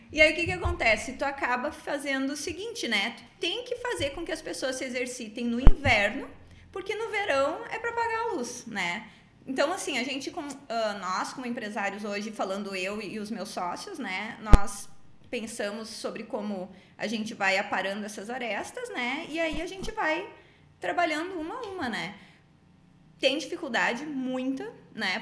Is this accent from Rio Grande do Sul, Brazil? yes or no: yes; Rio Grande do Sul, Brazil; also born or lived in Salvador; Nós como gaúchos, né? A gente aprende a ter chão, raiz